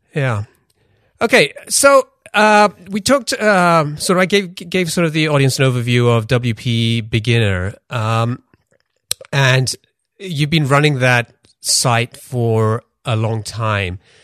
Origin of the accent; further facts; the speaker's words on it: London, United Kingdom; also born or lived in Pakistan / Denmark; I grew up in London